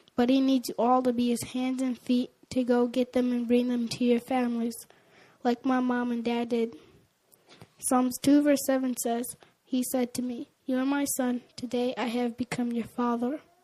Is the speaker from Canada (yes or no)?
no; Liberia; moved away; I was born in Liberia, West Africa, and lived several years there